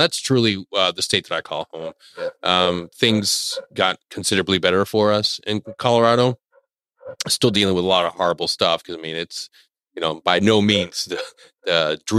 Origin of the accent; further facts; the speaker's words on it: Panama City, Panama; I was born in the beautiful country of Panama, mm-hmm. in the capital city of Panama City. Born to two Panamanian kids